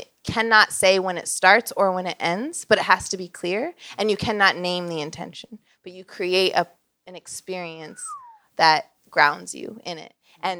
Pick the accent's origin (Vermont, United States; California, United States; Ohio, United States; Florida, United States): Vermont, United States; I'm from Vermont.